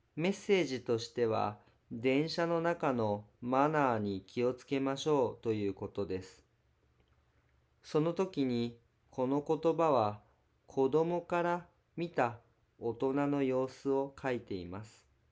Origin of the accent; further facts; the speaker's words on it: Osaka, Japan; now in Kyoto, Japan; 私は 大阪出身です